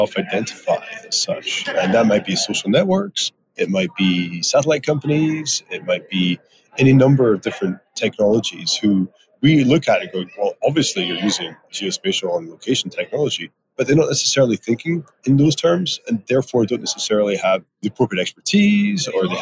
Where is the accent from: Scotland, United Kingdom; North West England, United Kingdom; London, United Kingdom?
Scotland, United Kingdom; Edinburgh; moved away as an adult; also born or lived in Aberdeen; now in Prince George, Canada; I grew up in Edinburgh, studied in Aberdeen